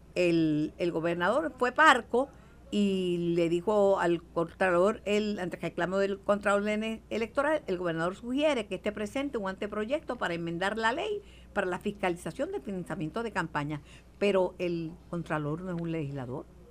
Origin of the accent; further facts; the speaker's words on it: Puerto Rico; tengo la mancha de plátano y, y, y que soy puertorriqueño